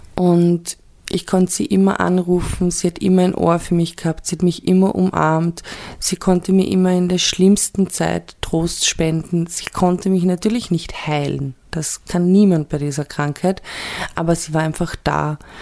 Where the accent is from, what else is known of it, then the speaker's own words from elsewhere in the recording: Vienna, Austria; ich bin ja in Wien geboren und aufgewachsen in Wien und im Südl, südlich von Wien.